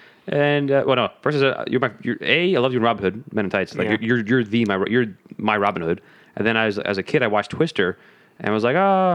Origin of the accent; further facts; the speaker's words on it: New York City, New York, United States; I was like, oh, I'm from Staten Island too.